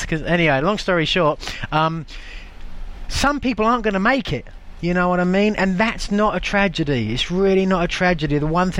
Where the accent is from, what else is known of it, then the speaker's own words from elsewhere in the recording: England, United Kingdom; I'm from England, England.